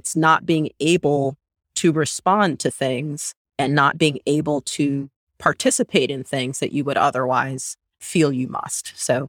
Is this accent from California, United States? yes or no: yes; San Diego, California, United States; the neighborhood I grew up in San Diego.